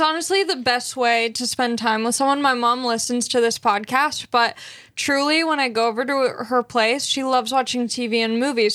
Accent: Long Beach, California, United States; I'm from Long Beach, California

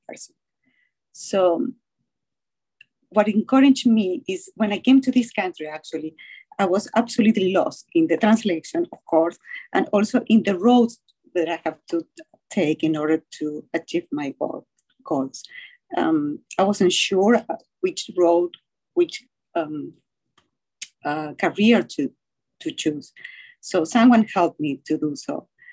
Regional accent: Argentina; English is a second language; now in United States; I'm originally from Argentina, and also, um, as you can hear from a little accent

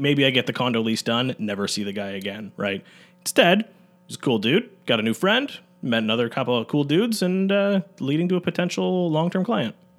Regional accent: Newmarket, Ontario, Canada; I'm, uh, born and raised in Newmarket

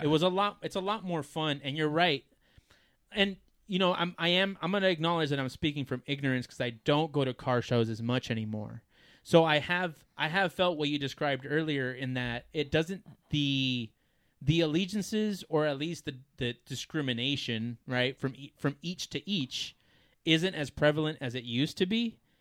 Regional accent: United States; as an American

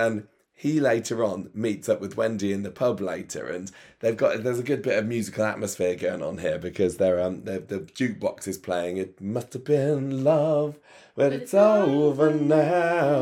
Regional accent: Coventry, West Midlands, United Kingdom; My hometown of Coventry.

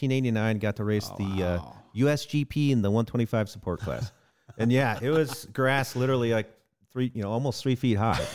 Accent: Ohio, United States; now in Idaho, United States; I'm originally from Ohio. Been here 21 years.

